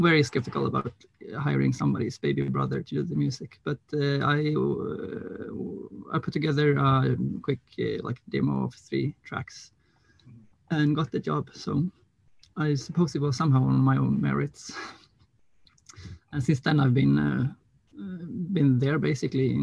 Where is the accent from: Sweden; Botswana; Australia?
Sweden; Gothenburg, Västra Götaland; I'm from Gothenburg, Swedish West Coast.